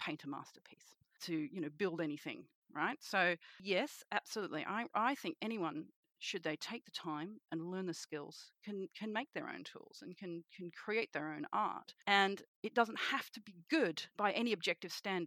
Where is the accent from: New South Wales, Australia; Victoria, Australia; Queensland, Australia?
New South Wales, Australia; Sydney; I am a witch from Sydney, Australia